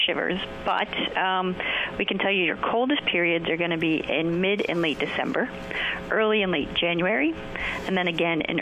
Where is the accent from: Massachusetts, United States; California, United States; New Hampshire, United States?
New Hampshire, United States; I was born and raised in New Hampshire, and that's how I say it.